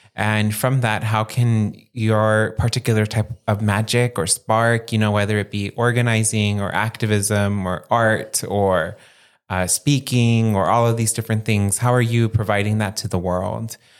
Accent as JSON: {"language": "English", "area": "San Gabriel Valley, Los Angeles County", "region": "California", "country": "United States", "tie": "born or raised there", "also_born_or_lived": "Santa Barbara", "moved": "as an adult", "said": "I grew up living in the San Gabriel Valley area of Los Angeles County."}